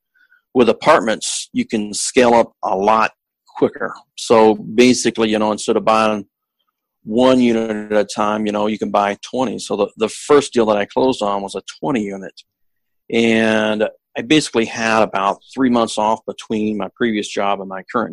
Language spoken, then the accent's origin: English; Texarkana, United States; now in Seattle, United States; I'm originally from the Texarkana area